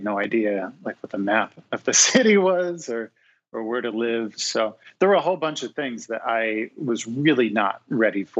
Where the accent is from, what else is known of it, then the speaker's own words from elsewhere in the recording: New York City, New York, United States; moved away as an adult; also born or lived in New Orleans; now in Cincinnati, United States; I grew up in New York City